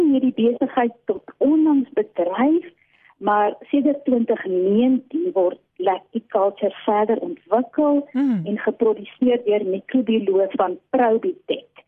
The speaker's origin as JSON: {"language": "Afrikaans", "region": "Eastern Cape", "country": "South Africa", "moved": "yes", "lives_now": "Pretoria, South Africa", "said": "ek oorspronklik van die Oos-Kaap kom"}